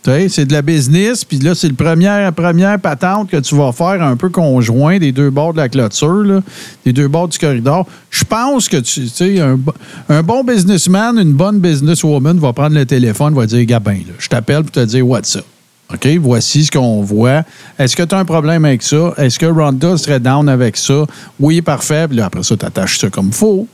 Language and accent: French; Témiscamingue, Quebec, Canada; moved away; je viens du Témiscamingue